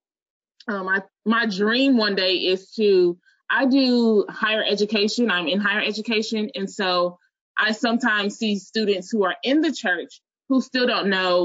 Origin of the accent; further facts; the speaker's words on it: Chicago, Illinois, United States; moved away as an adult; also born or lived in New Orleans, Louisiana; I'm originally from Chicago, and I moved, went to college in New Orleans, went back to Chicago, moved back to New Orleans.